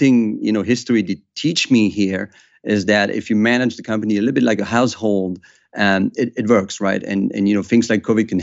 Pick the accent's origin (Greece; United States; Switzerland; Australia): Switzerland; we have a culture of secrecy in my home country in Switzerland